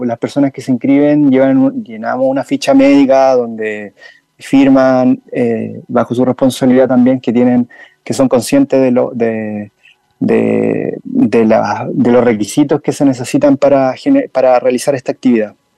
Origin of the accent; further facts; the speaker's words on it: Linares, Maule, Chile; also born or lived in Talcahuano; en la localidad Linares, donde yo nací